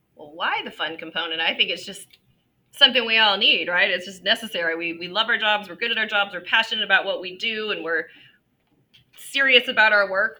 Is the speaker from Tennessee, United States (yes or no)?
no; Ventura, California, United States; my hometown of Ventura